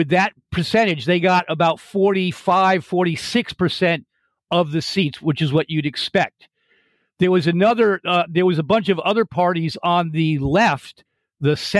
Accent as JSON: {"language": "English", "region": "Connecticut", "country": "United States", "tie": "born or raised there", "also_born_or_lived": "Seattle, Washington / Bellingham, Washington", "moved": "as an adult", "lives_now": "San Francisco, United States", "said": "I grew up in Connecticut, East Coast, lived there for the first part of my life up through college"}